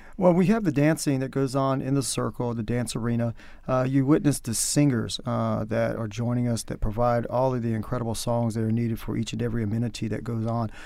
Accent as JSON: {"language": "English", "region": "North Carolina", "country": "United States", "accent": "country", "moved": "yes", "said": "my country accent comes out the more I talk, so you can tell that I'm from North Carolina"}